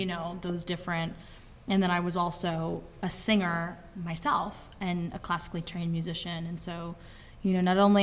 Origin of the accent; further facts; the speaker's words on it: Brattleboro, Vermont, United States; I grew up in Brattleboro